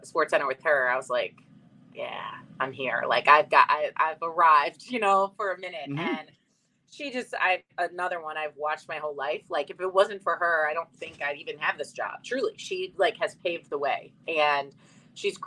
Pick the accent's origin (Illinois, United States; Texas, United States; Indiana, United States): Illinois, United States; Chicago; moved away as an adult; now in Connecticut, United States; I was younger, I grew up in Chicago